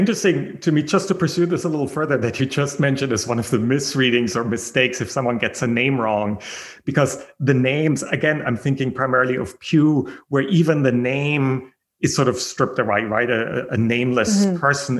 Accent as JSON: {"language": "English", "country": "Germany", "tie": "born there", "said": "I was born in Germany."}